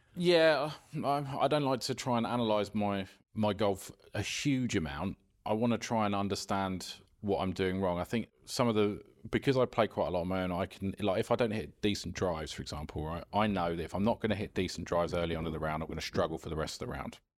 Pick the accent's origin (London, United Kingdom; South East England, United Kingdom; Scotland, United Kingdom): South East England, United Kingdom; Esher; near where I grew up in Esher